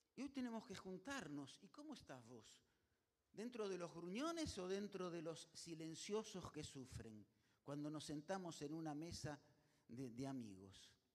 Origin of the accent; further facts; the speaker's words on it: Argentina; Así somos los argentinos